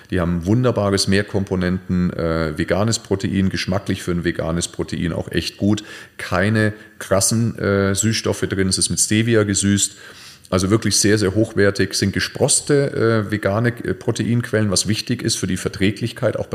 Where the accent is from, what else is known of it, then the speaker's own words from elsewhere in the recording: Nuremberg, Bavaria, Germany; Oder mal eine Nürnberger, ich komme ja aus Nürnberg, Nürnberger Bratwurst finde ich sensationell